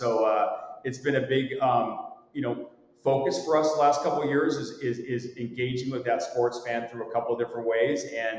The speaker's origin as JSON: {"language": "English", "town": "San Diego", "region": "California", "country": "United States", "tie": "born or raised there", "said": "I grew up in San Diego"}